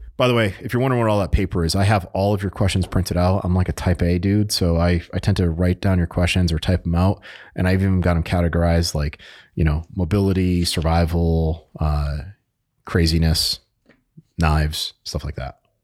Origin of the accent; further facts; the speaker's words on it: New England, United States; I'm from New England, so we tend to talk a little bit faster than our, our good buddies down in the South